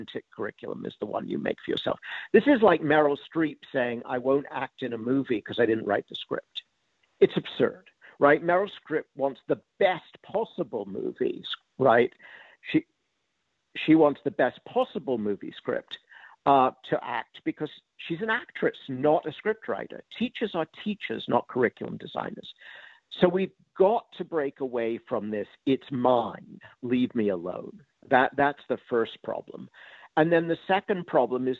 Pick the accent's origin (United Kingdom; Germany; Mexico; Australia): United Kingdom; England; now in United States; I grew up in England